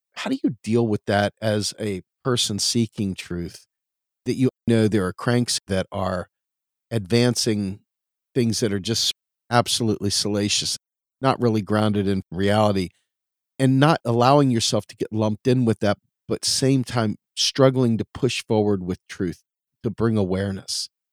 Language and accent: English; Washington, District of Columbia, United States; now in Pennsylvania, United States; Growing up in Washington, D C, you're near the hallowed halls of Congress